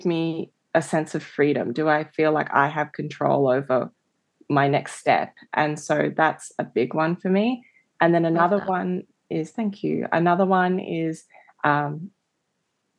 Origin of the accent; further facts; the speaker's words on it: Australia; I grew up in Australia as a mixed race girl